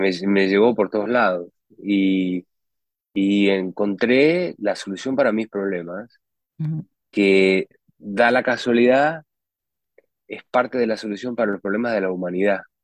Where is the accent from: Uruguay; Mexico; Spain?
Uruguay; moved away as an adult; also born or lived in United States; yo nací, nací en Uruguay, en, un tiempo en Uruguay que era muy simple, no habían supermercados, no, mi mamá cocinaba la comida